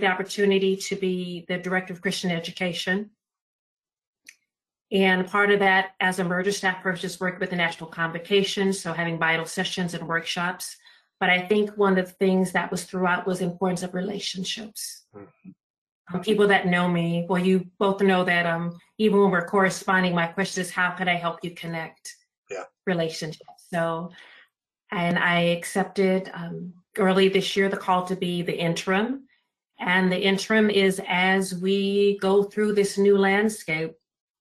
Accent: Los Angeles, California, United States; born and raised in Los Angeles, California, Pacific Southwest region.

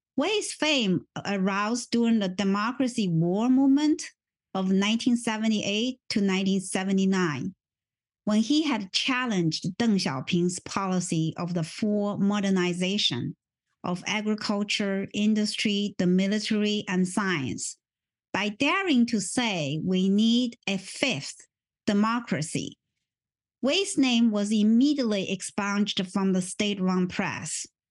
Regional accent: Wuhan, Hubei, China; English is a second language; moved away as an adult; now in United States; I was born in Wuhan when Mao Zedong's Cultural Revolution was at its peak of frenzy

